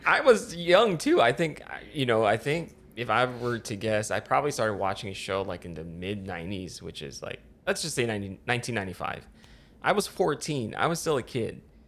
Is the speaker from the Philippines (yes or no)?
yes; Philippines; moved away; I grew up in the Philippines